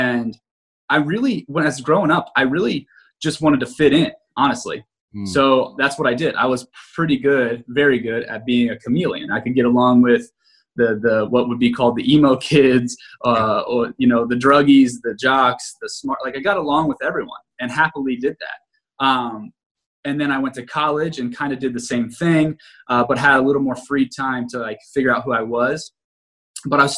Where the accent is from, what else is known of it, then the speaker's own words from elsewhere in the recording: Greenville, Ohio, United States; I grew up in a place called Greenville, Ohio.